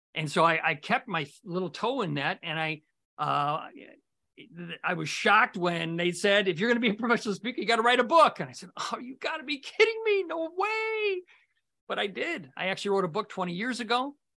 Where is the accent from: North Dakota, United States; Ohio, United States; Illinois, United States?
Illinois, United States; Morton Grove; I grew up in Morton Grove as well.